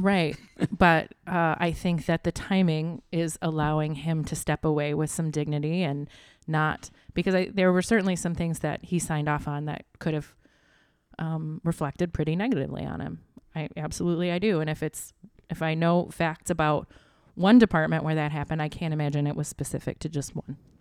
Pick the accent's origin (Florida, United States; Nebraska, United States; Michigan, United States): Michigan, United States; Flint; I'm from Flint, Michigan